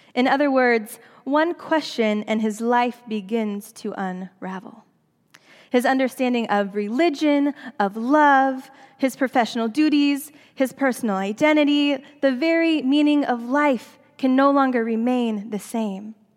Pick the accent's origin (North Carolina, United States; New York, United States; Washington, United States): Washington, United States; Seattle; moved away as an adult; also born or lived in Southern California / Princeton; Seattle is my hometown